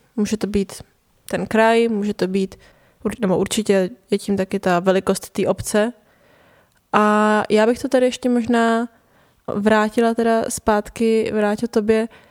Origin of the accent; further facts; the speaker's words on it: Prague, Czechia; also born or lived in north of England; jsem se přestěhovala z hlavního města do nějakého jako náhodného městečka v Anglii